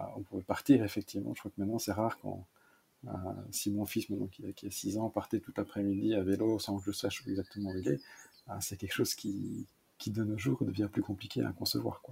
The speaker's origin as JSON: {"language": "French", "town": "Malmedy", "region": "Wallonia", "country": "Belgium", "tie": "born or raised there", "said": "j'ai grandi dans une double culture, donc en partie germanophone et en partie francophone. Donc, je viens de la partie de Web Malmedy, donc la partie est de la Belgique"}